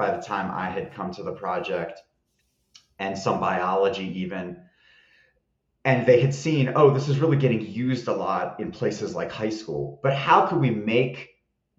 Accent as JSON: {"language": "English", "region": "New Jersey", "country": "United States", "moved": "as an adult", "lives_now": "Boulder, United States", "said": "I'm originally from New Jersey, but I came out here, fell in love with Colorado."}